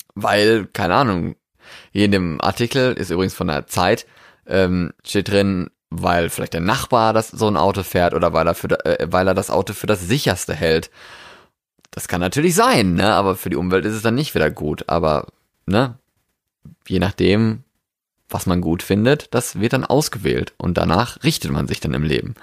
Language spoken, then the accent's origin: German; Germany; moved away as an adult; also born or lived in Norway; Ich bin in Deutschland geboren, ja, und bin dann nach Deutschland wieder zurückgekommen an quasi meinen Geburtsort